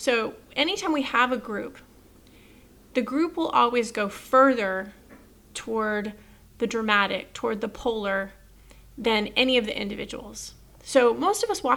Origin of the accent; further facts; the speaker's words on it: Texas, United States; as a Texan